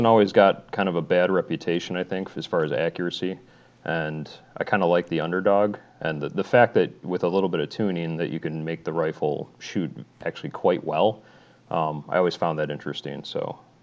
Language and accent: English; northern Illinois, United States; I'm from Illinois